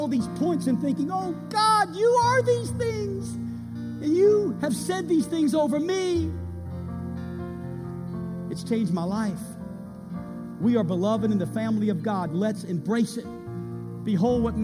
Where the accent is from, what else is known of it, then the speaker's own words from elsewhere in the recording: United States; I'm an American